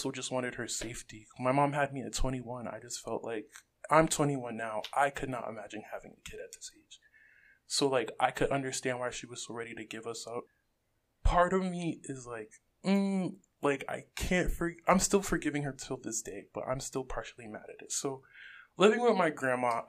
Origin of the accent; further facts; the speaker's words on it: Rockland County, New York, United States; I'm not really from the Bronx. I'm more so like grew up in Rockland